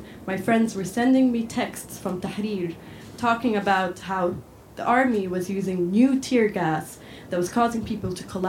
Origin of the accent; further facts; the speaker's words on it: Cairo, Cairo Governorate, Egypt; moved away as an adult; also born or lived in Edinburgh; now in Scotland, United Kingdom; I'm from Cairo, but I'm based here in Scotland